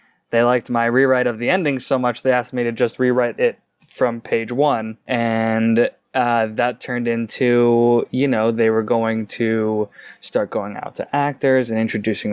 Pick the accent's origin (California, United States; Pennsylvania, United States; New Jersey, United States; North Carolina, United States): North Carolina, United States; moved away as an adult; now in Los Angeles, United States; I grew up in North Carolina.